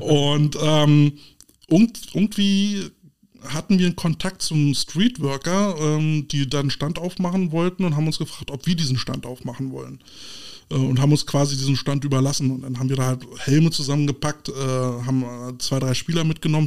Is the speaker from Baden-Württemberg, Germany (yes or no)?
no; Berlin, Germany; wir als Berliner, als Preußen